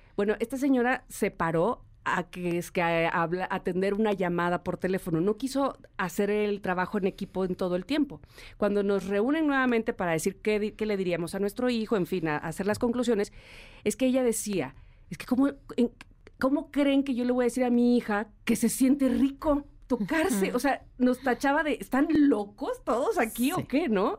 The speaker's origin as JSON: {"language": "Spanish", "region": "Veracruz", "country": "Mexico", "tie": "born or raised there", "accent": "jarocho", "moved": "yes", "lives_now": "Mexico City, Mexico", "said": "dices como jarocho"}